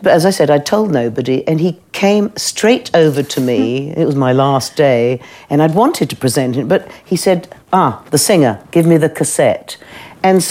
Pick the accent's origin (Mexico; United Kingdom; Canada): United Kingdom; I'm British